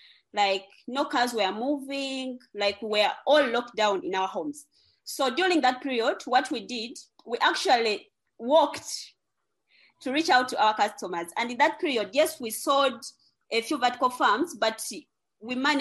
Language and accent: English; Uganda; from Uganda